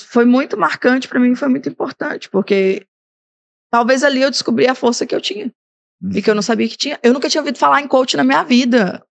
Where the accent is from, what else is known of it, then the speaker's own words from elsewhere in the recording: Brazil; moved away; Tinga, de onde eu vim